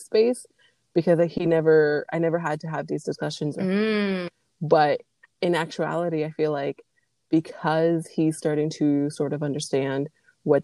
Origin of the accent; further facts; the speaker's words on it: Las Vegas, Nevada, United States; moved away as an adult; now in Quebec, Canada; I grew up in Las Vegas